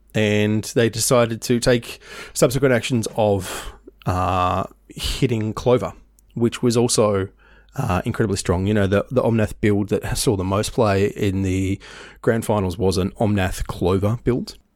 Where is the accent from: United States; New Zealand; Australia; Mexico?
Australia; Tasmania; now in Melbourne, Australia; I moved from Tasmania to Melbourne, man, how long ago? Nearly n, eighteen years ago?